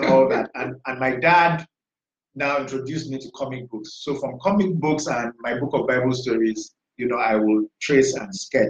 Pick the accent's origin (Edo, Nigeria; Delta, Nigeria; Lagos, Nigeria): Lagos, Nigeria; Badagry; I grew up in Badagry, in primary school, secondary school. I went to a boarding school, Lagos State Model College